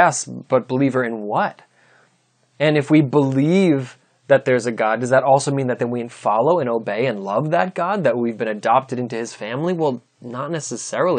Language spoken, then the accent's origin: English; United States; as American Christians